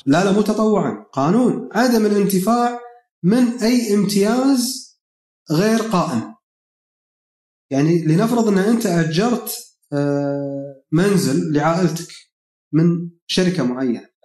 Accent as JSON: {"language": "Arabic", "country": "Kuwait", "said": "عندنا بالكويت"}